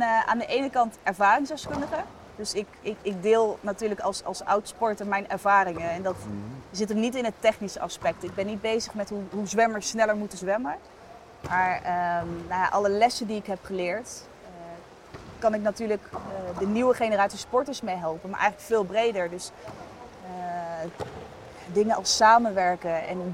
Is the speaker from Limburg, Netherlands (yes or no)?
no; Sauwerd, Groningen, Netherlands; moved away as an adult; also born or lived in Eindhoven; ik kom uit een klein dorpje Sauert. Ik was nog nooit verhuisd.